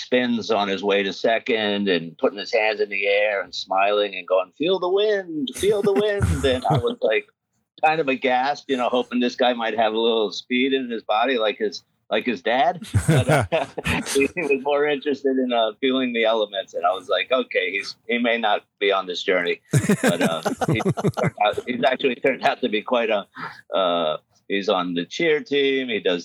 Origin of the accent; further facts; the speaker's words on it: New York City, New York, United States; I grew up in New York City